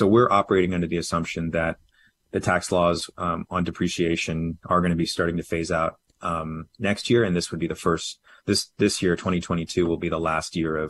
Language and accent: English; California, United States; also born or lived in New York / Washington, D.C.; now in Texas, United States; I moved to Texas in 2019 from New York, and then prior to that, lived in D.C. and then grew up in California.